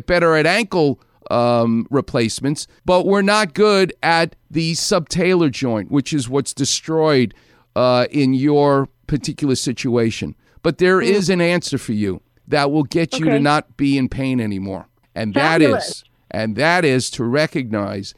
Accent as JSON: {"language": "English", "town": "New York City", "region": "New York", "country": "United States", "said": "a New Yorker like me. I'm from Far Rockaway."}